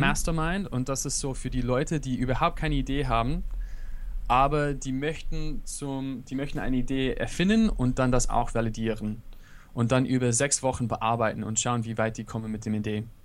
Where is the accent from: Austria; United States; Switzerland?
United States; German is a second language; now in Berlin, Germany; ich bin im USA aufgewachsen